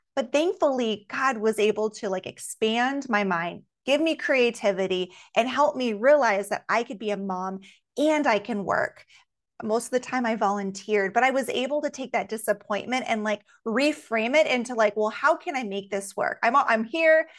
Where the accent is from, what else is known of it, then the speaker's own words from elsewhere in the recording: Alaska, United States; growing up in Alaska